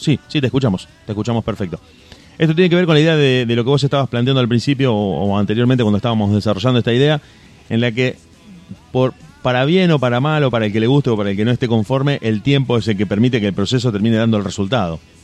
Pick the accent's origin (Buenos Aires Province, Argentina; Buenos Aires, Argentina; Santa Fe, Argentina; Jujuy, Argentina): Santa Fe, Argentina; Rosario; somos de esta ciudad, somos de Rosario